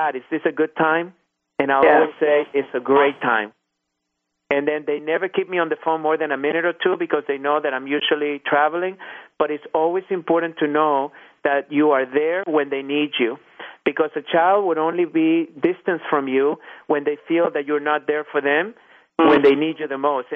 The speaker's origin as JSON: {"language": "English", "town": "Irving", "region": "Texas", "country": "United States", "tie": "born or raised there", "said": "I happened to find myself on one of the school boards here in my hometown, and it was called the Irving School Foundation"}